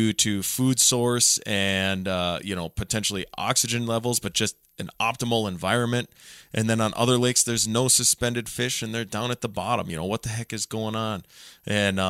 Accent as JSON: {"language": "English", "area": "Otter Tail County", "region": "Minnesota", "country": "United States", "tie": "born or raised there", "said": "growing up in Otter Tail County"}